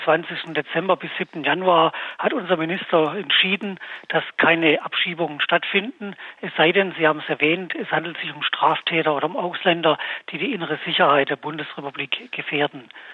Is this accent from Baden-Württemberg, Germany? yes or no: yes; Baden-Württemberg, Germany; bei uns in Baden-Württemberg